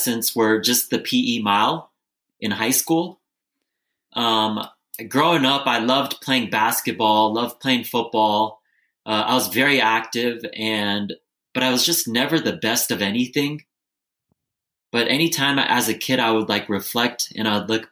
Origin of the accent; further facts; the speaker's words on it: Bay Area, California, United States; also born or lived in Lancaster, California; But I grew up in the Bay Area